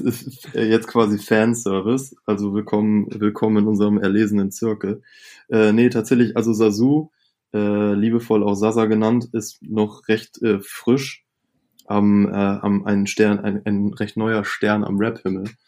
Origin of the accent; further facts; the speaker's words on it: Itzehoe, Schleswig-Holstein, Germany; ich komme ja gebürtig aus Itzehoe